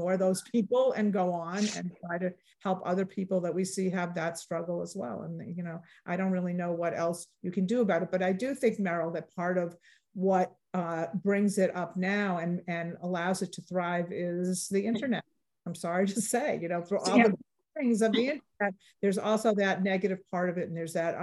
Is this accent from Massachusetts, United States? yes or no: yes; Massachusetts, United States; I grew up in Massachusetts